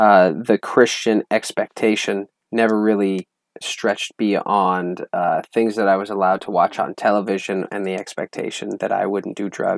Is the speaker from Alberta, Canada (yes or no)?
yes; Alberta, Canada; moved away; I'm from Alberta, Canada.